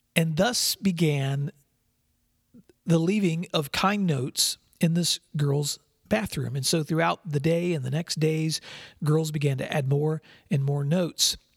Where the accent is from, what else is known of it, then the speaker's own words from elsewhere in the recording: West Tennessee, United States; also born or lived in San Diego, California; I grew up in West Tennessee, but my very first years were in San Diego, California, when my dad was stationed there in the Navy